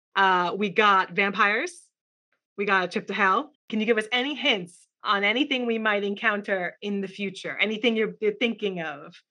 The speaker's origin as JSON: {"language": "English", "region": "New York", "country": "United States", "said": "I'm from New York"}